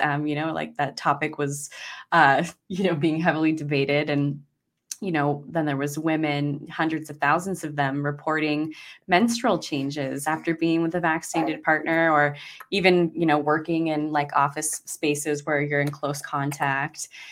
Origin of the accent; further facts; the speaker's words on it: Idaho, United States; now in Maui, United States; I'm originally from Idaho, so I think that's where I got my freedom-loving spirit from